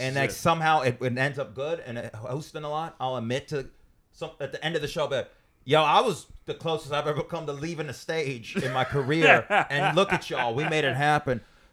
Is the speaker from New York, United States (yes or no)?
no; Las Vegas, Nevada, United States; I'm from Vegas, man. We didn't have camp. We didn't have camp. We had the desert.